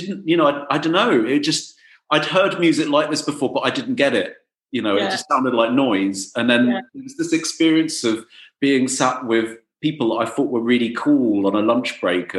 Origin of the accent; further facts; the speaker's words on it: Middlesex, London, United Kingdom; also born or lived in Dorset; I'm from Dorset, but I went to school in Middlesex